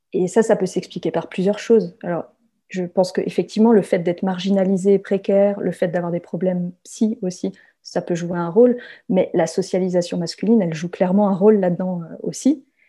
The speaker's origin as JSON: {"language": "French", "country": "France", "also_born_or_lived": "south-west France", "said": "Je suis française"}